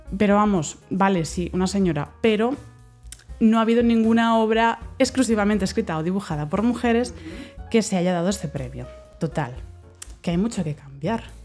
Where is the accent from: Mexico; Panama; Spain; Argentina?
Spain; Barcelona, Catalonia; Todos los que somos de Barcelona conocemos el Salón Internacional del Cómic